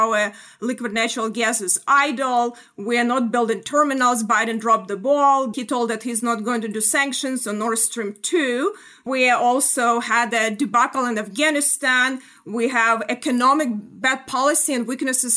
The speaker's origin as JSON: {"language": "English", "region": "Chernihiv Oblast", "country": "Ukraine", "tie": "born or raised there", "moved": "yes", "said": "I grew up in the Chernihiv region"}